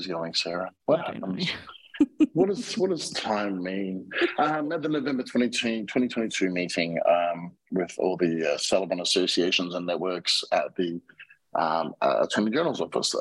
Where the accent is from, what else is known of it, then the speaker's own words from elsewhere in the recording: Australia; now in Mexico; I'm an Australian citizen